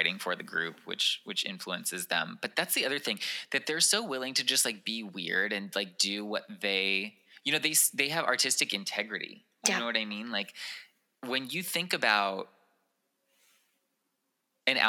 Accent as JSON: {"language": "English", "region": "California", "country": "United States", "said": "I'm from California"}